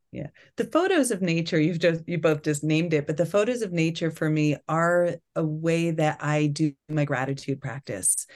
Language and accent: English; Long Island, New York, United States; moved away; I grew up in New York on Long Island